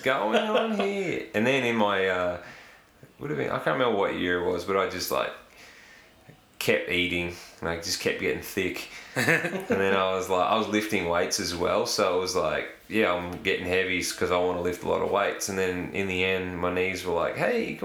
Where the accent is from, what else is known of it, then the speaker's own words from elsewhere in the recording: Bunyip, Victoria, Australia; I grew up in Bunyip